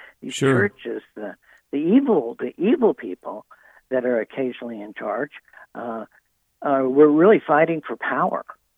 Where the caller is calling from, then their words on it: Nashville, Tennessee, United States; I'm calling in from Nashville. I'm at the National Religious Broadcasters Conference in Nashville.